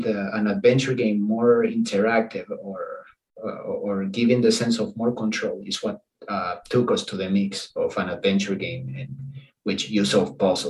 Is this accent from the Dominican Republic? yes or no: yes; Dominican Republic; English is a second language; Not really, actually. In the Dominican Republic, that's not a celebration by any means